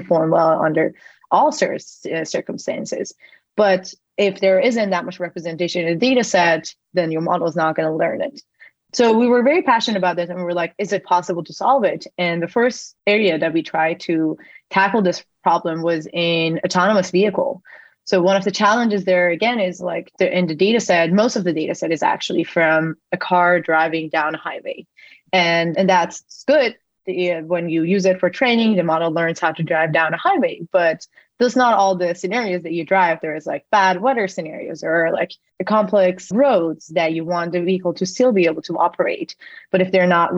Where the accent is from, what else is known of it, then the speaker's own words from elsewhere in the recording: Iran; moved away as an adult; now in United States; I was born and raised in Iran. I moved to the US after I got into MIT for my undergrad